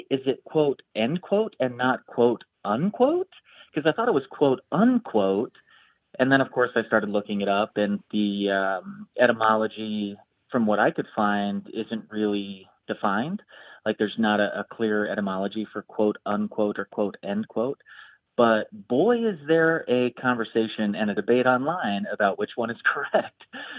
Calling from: Chicago, Illinois, United States; Hey, Grant, this is … I'm calling from Chicago.

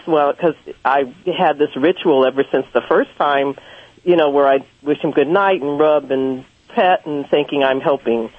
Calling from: Los Angeles, California, United States; I'm calling from Los Angeles

